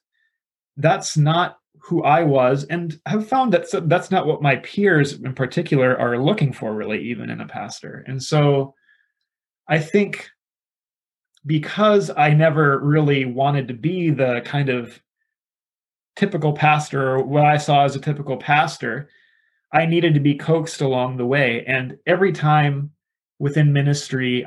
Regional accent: South Dakota, United States; now in Reedley, United States; I am originally from the Midwest, from South Dakota, but I am pastoring in Reedley, California

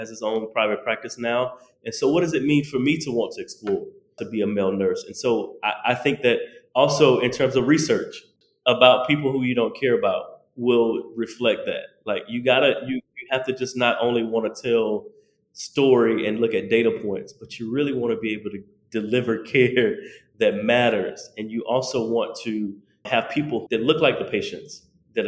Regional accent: the South, United States; me being a Southerner from the South

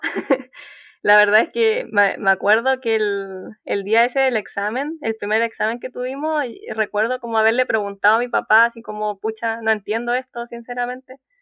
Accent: Concepción, Biobío, Chile; Yo soy de Concepción, así que es una universidad que está en mi región

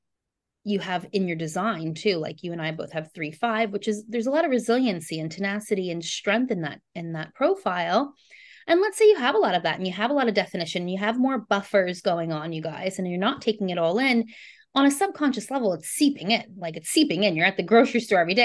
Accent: United States; now in New Zealand; I live in New Zealand, but I'm American

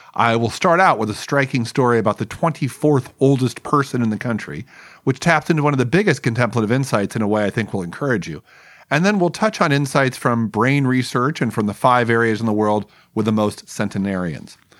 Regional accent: Los Angeles, California, United States; my hometown newspaper, the Los Angeles Times

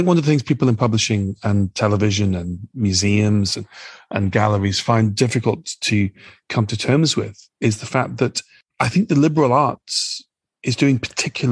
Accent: United Kingdom; also born or lived in Nigeria; as somebody who's British

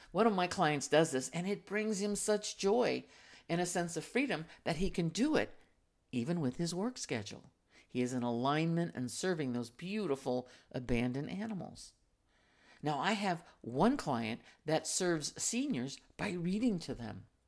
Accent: United States

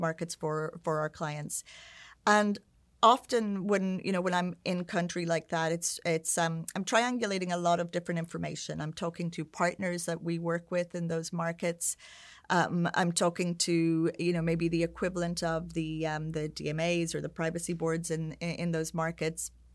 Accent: Ireland; moved away as an adult; also born or lived in United Kingdom / San Francisco / Sao Paulo; at the time where I was growing up in Ireland

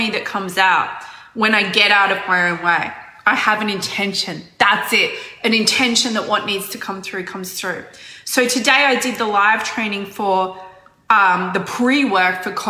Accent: Australia; I'm not from New Zealand. I'm from Australia. Australia, mate. Very Australian.

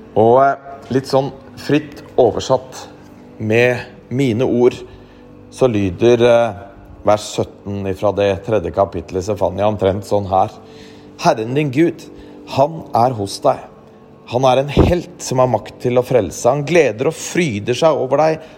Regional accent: Norway; vi nordmenn

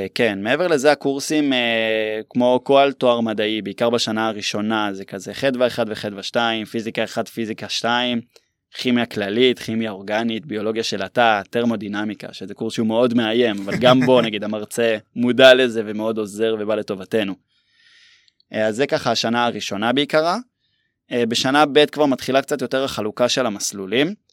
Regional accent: Herzliya, Tel Aviv District, Israel; moved away as an adult; now in Metula, Israel; במקור אני מהרצליה

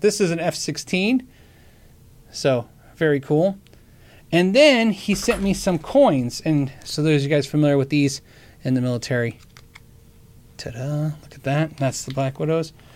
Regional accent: Tucson, Arizona, United States; I grew up in Tucson, Arizona, Davis Moth Air Force Base

